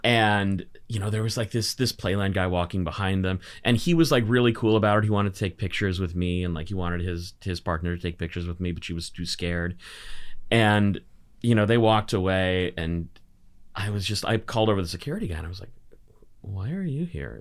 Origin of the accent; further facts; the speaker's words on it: Burnaby, British Columbia, Canada; I grew up in Burnaby, of all places.